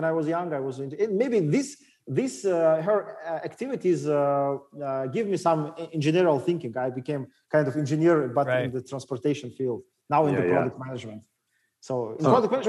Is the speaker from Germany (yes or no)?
no; Makhachkala, Dagestan, Russia; English is a second language; moved away as an adult; also born or lived in Moscow, Russia; I'm original from Dagestan. I was born in Makhachkala